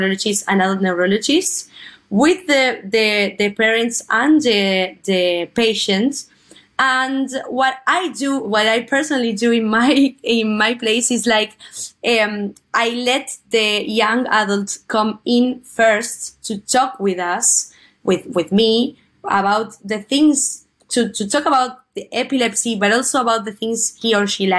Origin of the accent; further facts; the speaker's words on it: Buenos Aires, Argentina; I am from Buenos Aires, Argentina